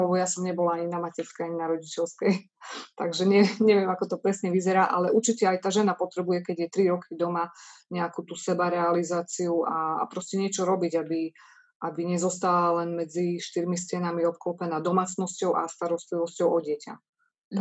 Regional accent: eastern Slovakia, Slovakia; sme z východného Slovenska

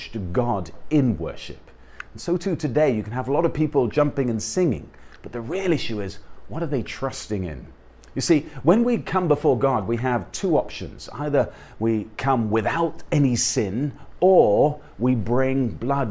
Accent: United Kingdom; I'm a British guy, I'm part of the United Kingdom because I have British parents and was born there

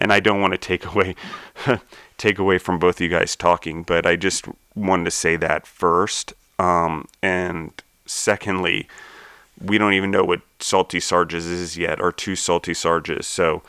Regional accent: Maryland, United States; now in Denver, United States; I grew up in Maryland, and my parents had a horse farm

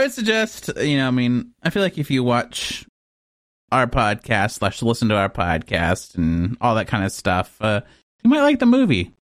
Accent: Texas, United States; moved away; I'm from Texas

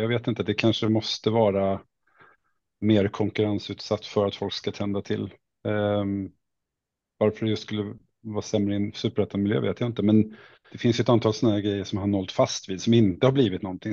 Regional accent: Åkersberga, Stockholm County, Sweden; moved away as an adult; also born or lived in Halmstad / Värend; Jag kommer egentligen från eh, Åkersberga, det kanske man inte vet var det ligger, men det ligger strax norr om Stockholm, men ute på landsbygden var det då i alla fall när jag växte

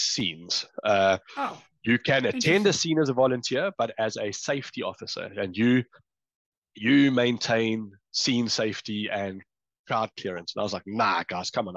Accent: Pietermaritzburg, KwaZulu-Natal, South Africa; moved away as an adult; also born or lived in Durban; now in United Kingdom; I was born and I grew up in Pietermaritzburg

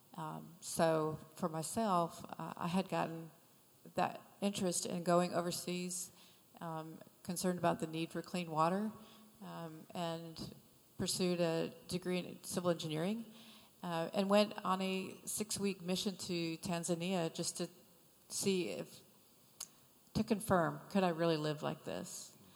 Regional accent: Michigan, United States; moved away; I'm from Michigan

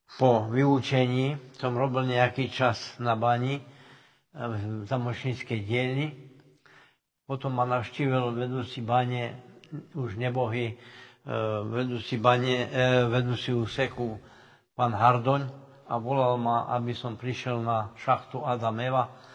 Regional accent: Slovinky, Košice Region, Slovakia; narodil som sa v Slovinkách, celý život eh, žijem v Slovinkách

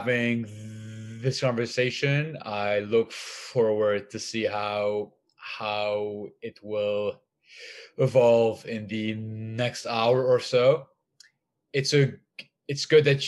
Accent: Lebanon; I grew up in Lebanon

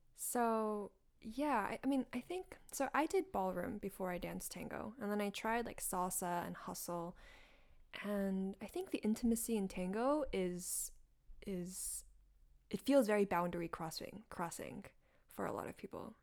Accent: North Carolina, United States; moved away as an adult; also born or lived in Hangzhou, China; now in New York, United States; I grew up in North Carolina, went to middle, like, elementary, middle, high school in North

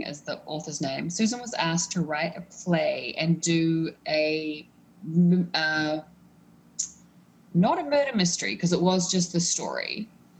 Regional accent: New Zealand; now in Ottawa, Canada; I am originally from New Zealand

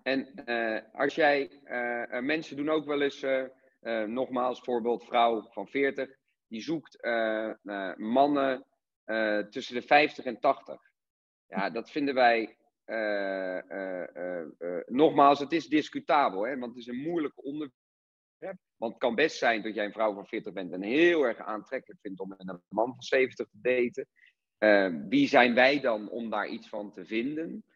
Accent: Rotterdam, South Holland, Netherlands; ik kom uit Rotterdam

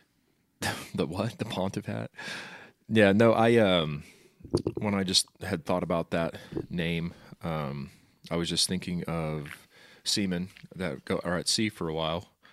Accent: Wichita, Kansas, United States; I, um, lived in Wichita all my life

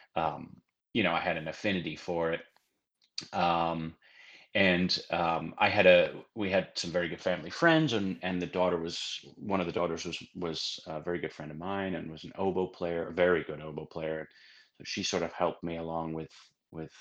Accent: Sheffield, Yorkshire and the Humber, United Kingdom; also born or lived in Cincinnati, Ohio; now in Austin, United States; I was born in England, in Sheffield, England, and started doing various musical things at quite an early age

